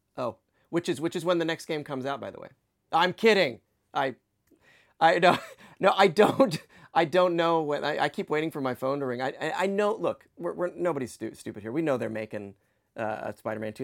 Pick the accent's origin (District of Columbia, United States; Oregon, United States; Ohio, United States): District of Columbia, United States; Washington; I grew up in Washington, D C